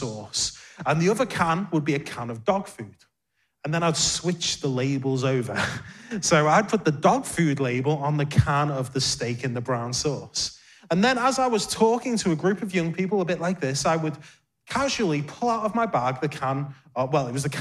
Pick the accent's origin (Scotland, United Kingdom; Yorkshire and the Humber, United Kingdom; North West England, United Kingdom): North West England, United Kingdom; Liverpool; moved away as an adult; now in London, United Kingdom; we were youth pastors at a great church in my hometown of Liverpool